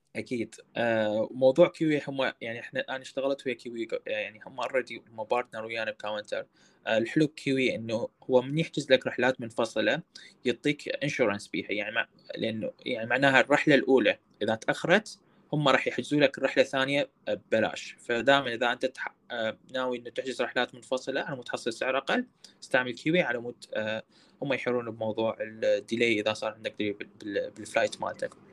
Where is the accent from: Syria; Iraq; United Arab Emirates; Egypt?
Iraq